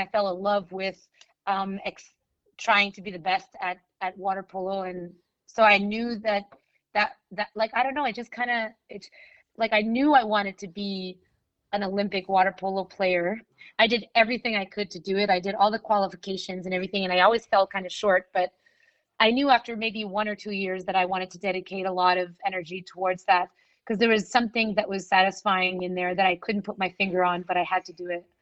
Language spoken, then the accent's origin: English; Montreal, Quebec, Canada; in Montreal, I come from the West Island, which is English speaking